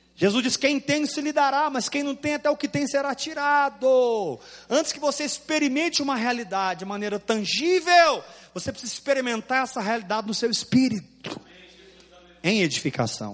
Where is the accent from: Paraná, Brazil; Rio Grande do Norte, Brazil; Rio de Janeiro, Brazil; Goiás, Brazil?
Goiás, Brazil; eu sou goiano